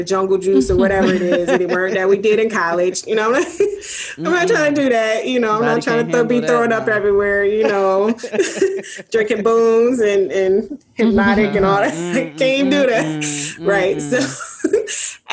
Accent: Detroit, Michigan, United States; born and raised in Detroit

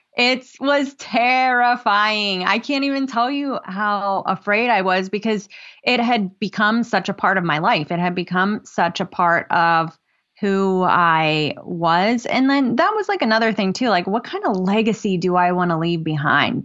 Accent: West Virginia, United States; now in Norfolk, United States; I live in Norfolk, Virginia. I'm originally from West Virginia.

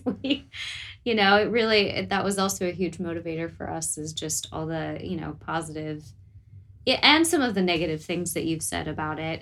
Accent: United States; accent: American; moved away as an adult; now in New Zealand

